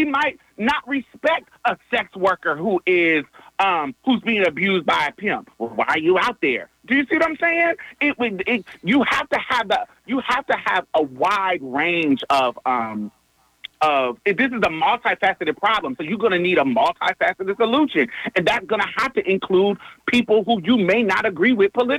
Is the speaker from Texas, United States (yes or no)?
yes; Texas, United States; I'm a Texan